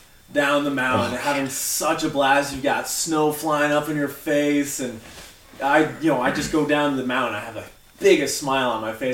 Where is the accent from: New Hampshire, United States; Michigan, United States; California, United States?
New Hampshire, United States; now in Colorado, United States; I was from New Hampshire.